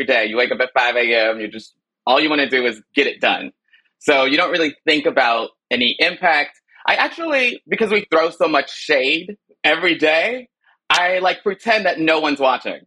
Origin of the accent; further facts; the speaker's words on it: Chicago, Illinois, United States; moved away; I was born in Chicago